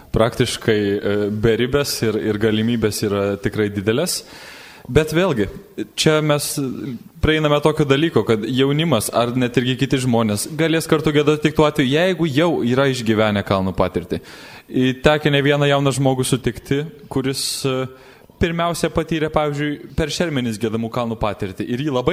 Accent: Samogitia, Lithuania; kaip tikras žemaitis

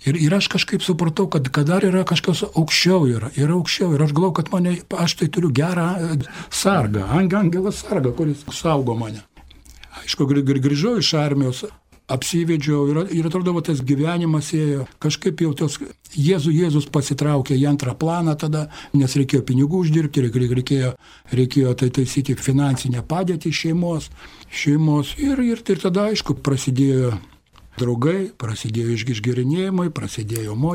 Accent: Kaunas, Kaunas County, Lithuania; man 60 metų. Esu, esu iš Kauno, kaunietis esu. Esu kai ko kaunietis, gimiau krikščionių šeimoje, katalikų šeimoje gimiau

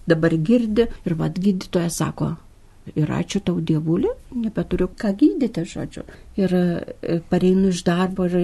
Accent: Krekenava, Panevėžys County, Lithuania; now in Panevėžys, Lithuania; važiavom į Kriekenavą, nes ten mano tėviškė yra

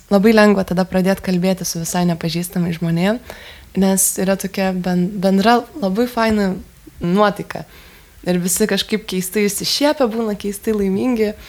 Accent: Lithuania; Ir kai pasakiau, kad iš Lietuvos

